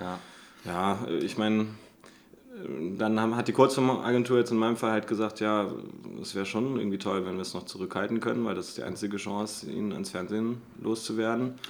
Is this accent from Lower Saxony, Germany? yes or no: yes; Göttingen, Lower Saxony, Germany; moved away; also born or lived in Offenbach; ursprünglich komme ich aus Göttingen